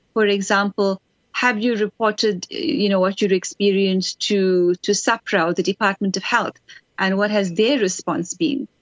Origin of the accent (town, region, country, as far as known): South Africa